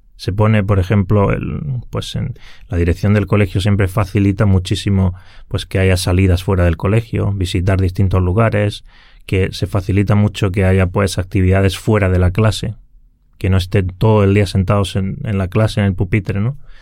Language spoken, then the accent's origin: Spanish; Granada, Andalusia, Spain; moved away as an adult; now in Helsinki, Finland; yo originariamente soy de España, del sur de España, de Granada, y bueno, allí pasé toda mi infancia.